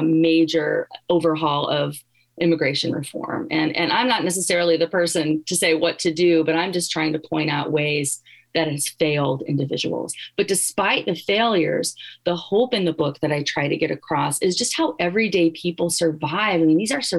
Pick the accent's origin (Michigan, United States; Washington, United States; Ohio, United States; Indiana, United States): Indiana, United States; Gary; now in Iowa, United States; I'm from Gary, Indiana.